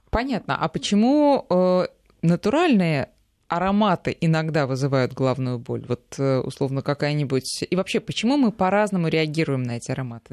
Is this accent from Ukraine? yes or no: no; Moscow, Russia; нам, москвичам